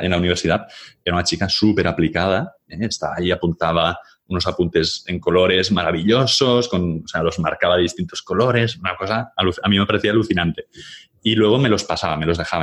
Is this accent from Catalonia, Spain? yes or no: yes; Catalonia, Spain; soy catalán